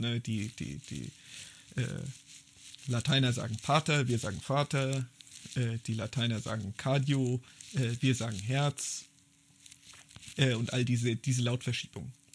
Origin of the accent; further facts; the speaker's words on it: Germany; als zeitgenössischer Deutscher